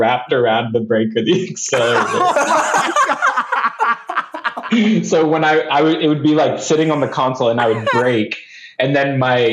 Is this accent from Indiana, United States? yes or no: yes; Indiana, United States; us growing up in Indiana